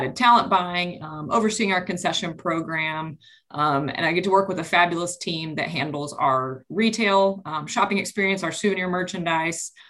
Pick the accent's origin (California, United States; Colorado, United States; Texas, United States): Texas, United States; Dallas; I grew up in Dallas